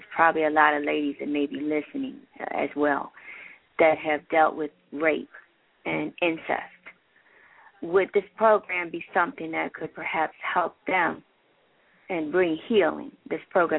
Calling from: Toledo, Ohio, United States; I am calling from Toledo.

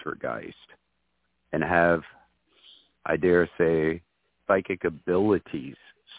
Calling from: Winyah Bay, South Carolina, United States; I'm calling from Winyaw Bay, South Carolina.

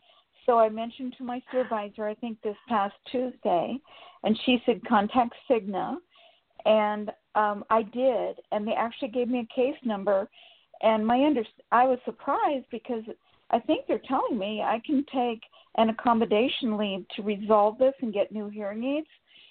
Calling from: Sacramento, California, United States; Sacramento, California.

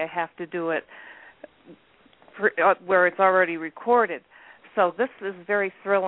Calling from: Adirondack Mountains, New York, United States; I'm calling from the Adirondack Mountains in New York.

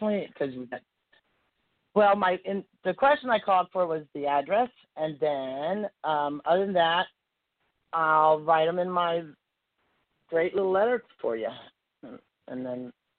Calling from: Nashville, Tennessee, United States; We are praising you from Nashville, Tennessee.

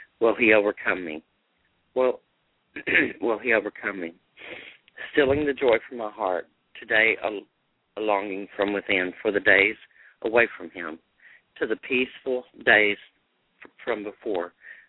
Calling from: Austin, Texas, United States; Austin, Texas.

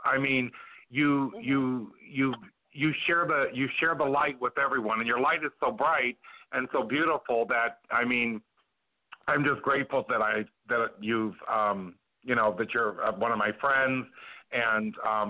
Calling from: Peoria, Illinois, United States; Well, today I'm in the country. I'm calling from Peoria, Illinois. I'm with my grandmother celebrating her 94th birthday.

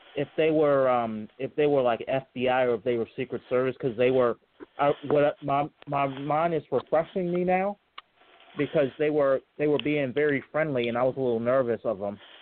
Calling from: Charlottesville, Virginia, United States; I'm calling from Charlottesville, Virginia.

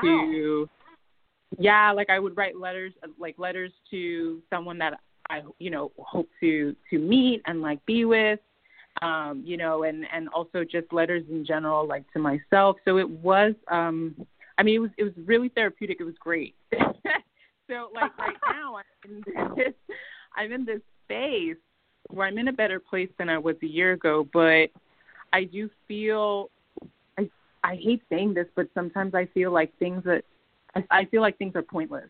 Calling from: New Jersey, United States; I'm calling from Jersey

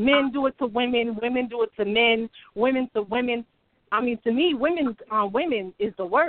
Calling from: Ohio, United States; I'm coming from Ohio, but that's not where I'm from, but this is where I'm calling from.

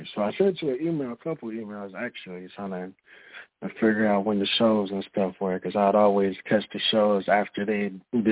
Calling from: Minneapolis, Minnesota, United States; Calling from Minneapolis, Minnesota.

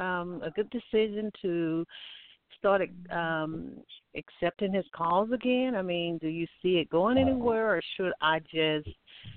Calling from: Alabama, United States; I'm calling from Alabama.

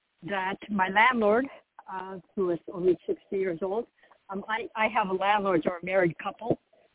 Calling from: Florida, United States; I'm also calling from Florida.

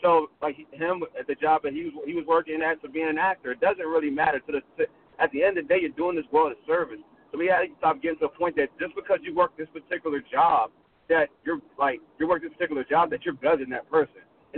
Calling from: Maryland, United States; coming from Maryland.

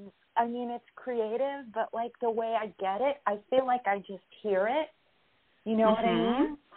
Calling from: New York, United States; Hi, Catherine. It's … from New York.

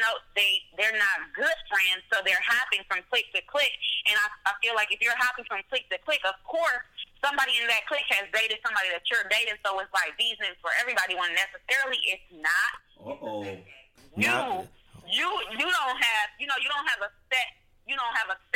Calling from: Milwaukee, Wisconsin, United States; I'm calling from Milwaukee, Wisconsin.

